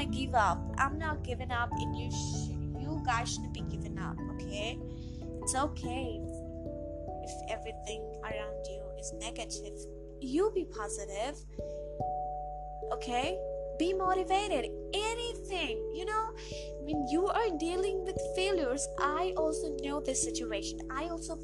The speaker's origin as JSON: {"language": "English", "country": "India", "accent": "Indian and American mixture", "said": "I'm also an Indian"}